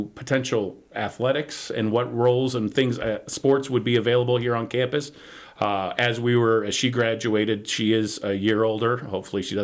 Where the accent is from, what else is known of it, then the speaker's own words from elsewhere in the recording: Elgin, Illinois, United States; So I grew up in Elgin, Illinois. It's about 40 minutes northwest of downtown Chicago